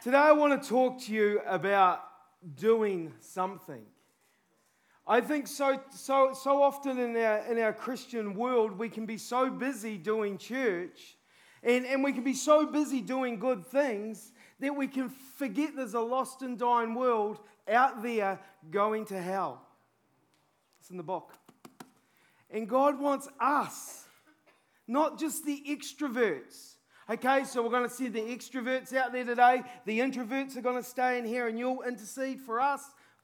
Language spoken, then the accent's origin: English; New Zealand; I'm a Kiwi